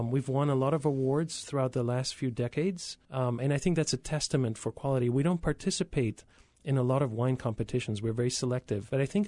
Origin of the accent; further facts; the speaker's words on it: Spain; born there; I was born in Spain.